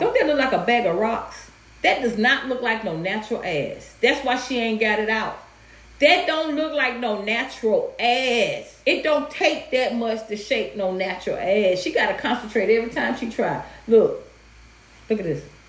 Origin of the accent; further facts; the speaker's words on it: Atlanta, Georgia, United States; growing up in Atlanta